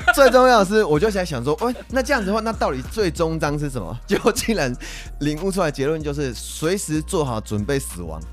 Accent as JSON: {"language": "Chinese", "country": "Taiwan", "said": "我们台湾人"}